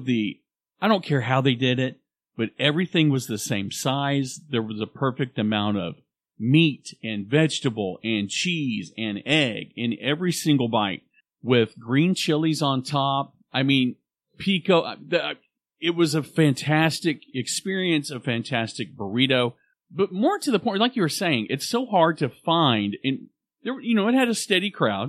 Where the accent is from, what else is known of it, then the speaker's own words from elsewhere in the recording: Oklahoma City, Oklahoma, United States; me growing up on Southside